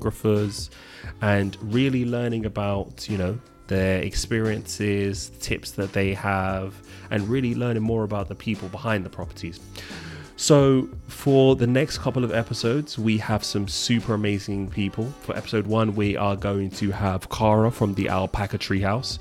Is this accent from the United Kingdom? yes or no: yes; London, United Kingdom; I am originally from London.